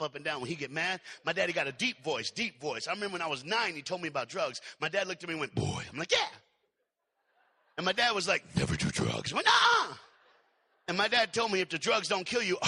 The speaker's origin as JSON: {"language": "English", "town": "Knoxville", "region": "Tennessee", "country": "United States", "tie": "born or raised there", "said": "I was born in Knoxville, Tennessee"}